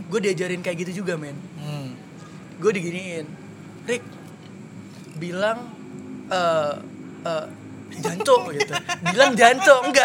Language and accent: Indonesian; Jakarta, Indonesia; Kan gue nih asli Jakarta.